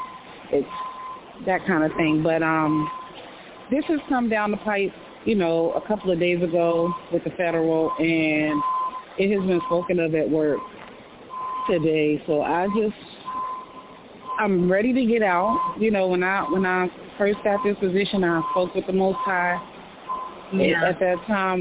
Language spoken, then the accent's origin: English; New York, United States; I'm a New Yorker